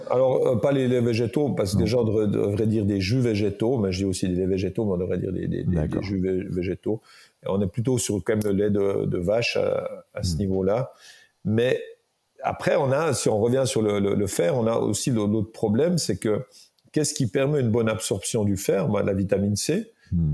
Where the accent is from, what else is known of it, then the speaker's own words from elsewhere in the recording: Jura, Switzerland; je viens du Jura